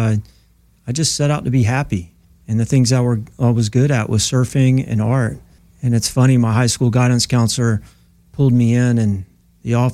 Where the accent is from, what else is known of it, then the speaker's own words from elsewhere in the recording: Myrtle Beach, South Carolina, United States; moved away as an adult; also born or lived in Oahu, Hawaii; now in California, United States; I'm originally from Myrtle Beach, South Carolina